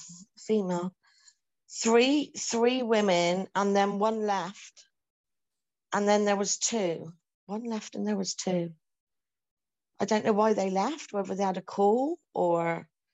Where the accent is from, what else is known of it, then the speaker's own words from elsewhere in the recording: United Kingdom; I'm from the United Kingdom.